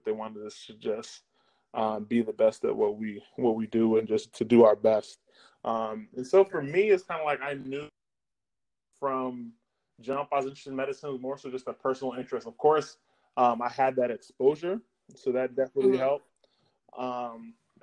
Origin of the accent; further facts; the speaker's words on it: Nashville, Tennessee, United States; I grew up in Nashville.